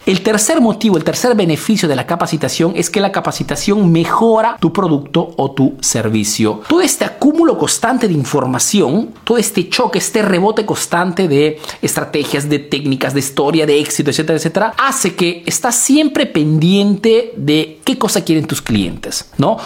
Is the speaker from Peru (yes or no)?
yes; Peru; now in Italy